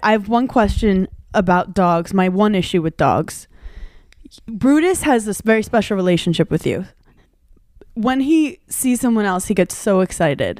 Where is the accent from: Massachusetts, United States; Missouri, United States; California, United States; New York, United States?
New York, United States; New York City; I grew up in Brooklyn